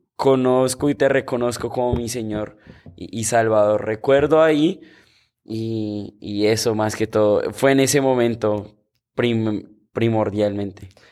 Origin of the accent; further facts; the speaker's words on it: Bogotá, Colombia; moved away; yo soy de Bogotá, Colombia